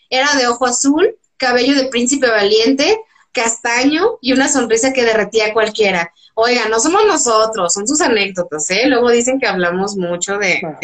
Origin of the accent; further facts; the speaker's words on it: Mexico; como mexicanos